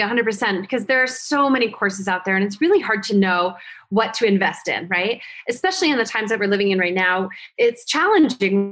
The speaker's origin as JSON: {"language": "English", "region": "Vermont", "country": "United States", "tie": "born or raised there", "also_born_or_lived": "New Jersey", "moved": "as an adult", "said": "I went back to my hometown, which was really, really small town in Vermont, where the cows outnumber the people"}